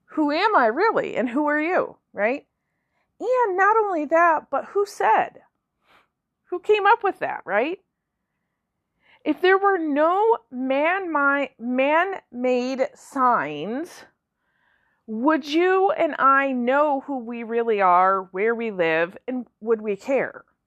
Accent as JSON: {"language": "English", "region": "Michigan", "country": "United States", "said": "I'm from Michigan"}